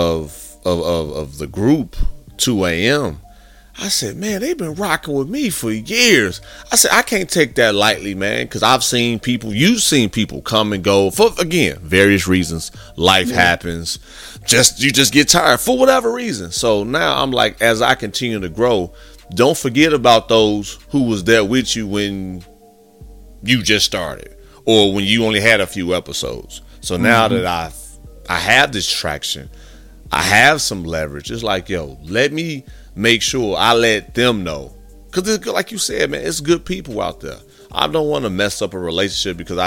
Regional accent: Gary, Indiana, United States; I'm from Gary, Indiana, big dog, and we was like 35 deep in the classroom

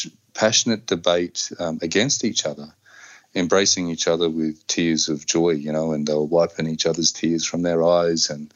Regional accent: Darwin, Northern Territory, Australia; I grew up here on Larrakia country

